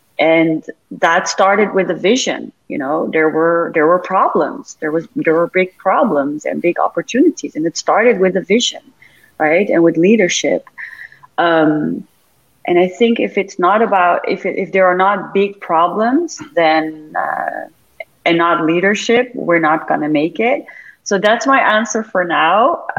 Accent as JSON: {"language": "English", "town": "Amsterdam", "region": "North Holland", "country": "Netherlands", "second_language": "English", "lives_now": "Dubai, United Arab Emirates", "said": "I keep talking about Dubai, even though I'm from Amsterdam"}